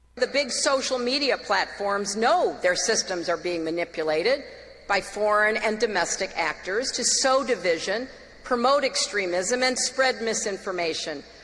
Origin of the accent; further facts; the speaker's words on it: Oklahoma, United States; I grew up in Oklahoma